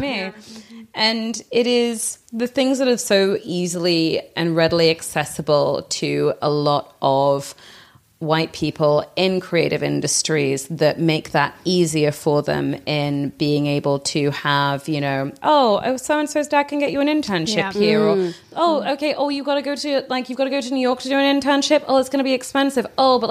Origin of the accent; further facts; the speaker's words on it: England, United Kingdom; you know, again, like growing up in England and trying to do something that is outside of the norm of what you're what you're allowed to do.